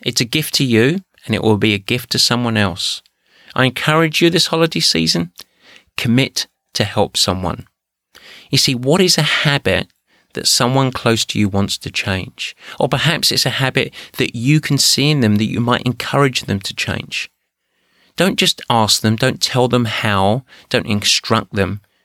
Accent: England, United Kingdom; moved away; I'm English

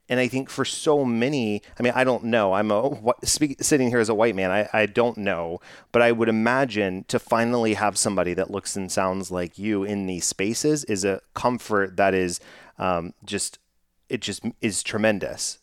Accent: Texas, United States; growing up in Texas

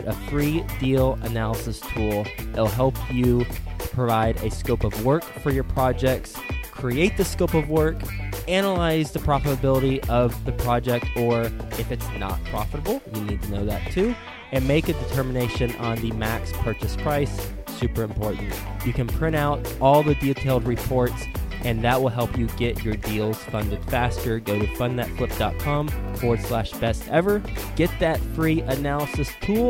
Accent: Texas, United States; I'm from Texas.

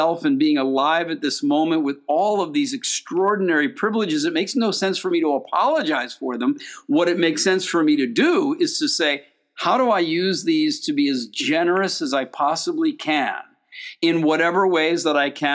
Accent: United States; also born or lived in Europe; I was born in the United States

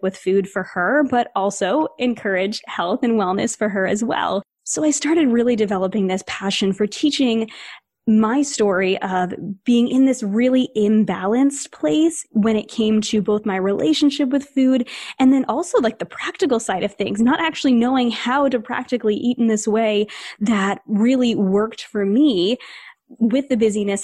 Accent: New England, United States; I grew up in New England, and this is a little bit of a generalization, I guess, but we're fast-paced around here

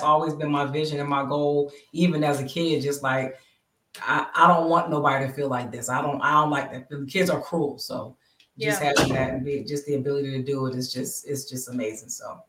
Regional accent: Bristol, Pennsylvania, United States; my hometown of Bristol, Pennsylvania.

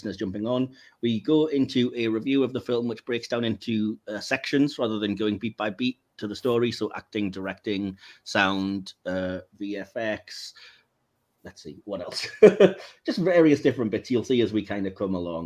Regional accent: England, United Kingdom; I am English

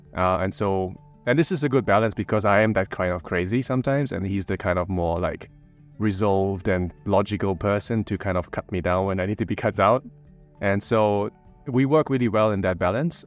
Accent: Germany; now in Bangkok, Thailand; I'm also from Germany in a sense

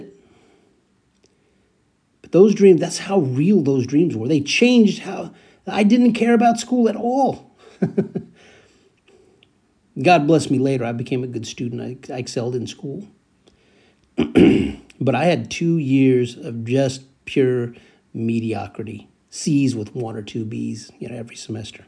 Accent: San Joaquin Valley, California, United States; I was growing up in the San Joaquin Valley, east of the Bay Area. I was growing up there

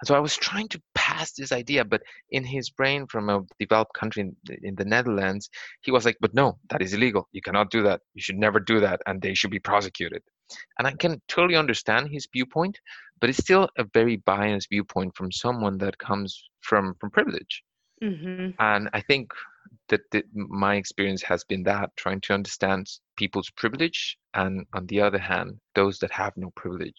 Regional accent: Costa Rica; English is a second language; In Toronto, I've had experiences where people just think that I eat Wimbrels because I'm from Latin America.

